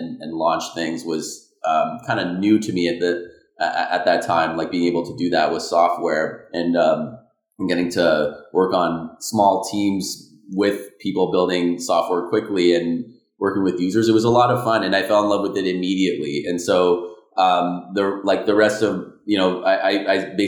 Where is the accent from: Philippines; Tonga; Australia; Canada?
Canada; Ottawa, Ontario; I was born in Ottawa, Canada. Small town